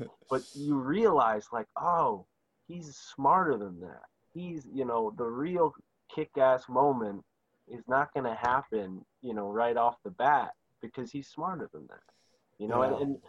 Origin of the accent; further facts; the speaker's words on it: San Mateo, California, United States; Yeah, I grew up in San Mateo.